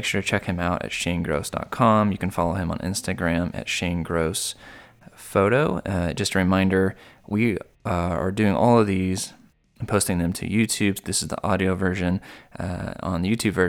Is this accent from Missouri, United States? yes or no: yes; Missouri, United States; I was from Missouri, so I wasn't near the water.